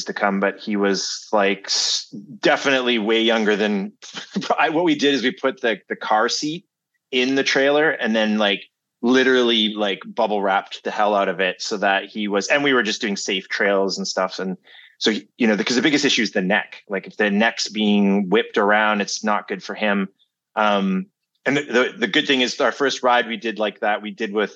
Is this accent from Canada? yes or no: yes; Canada; I'm Canadian